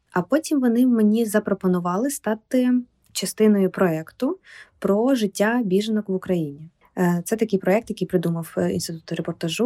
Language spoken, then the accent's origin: Ukrainian; Ukraine; moved away as an adult; also born or lived in Kyiv, Ukraine; now in Warsaw, Poland; я з України